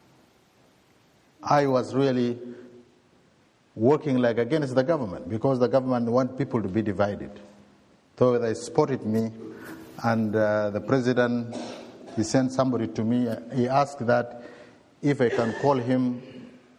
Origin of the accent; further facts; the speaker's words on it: Kadugli, South Kordofan, Sudan; moved away; I came from Sudan, not South Sudan actually, in the diocese called Kadugli, in the Nuba Mountains.